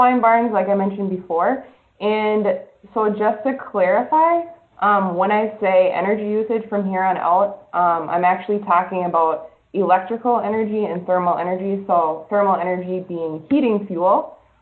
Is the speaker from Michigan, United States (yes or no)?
no; Bemidji, Minnesota, United States; also born or lived in Morris, Minnesota; I'm from Bemidji, Minnesota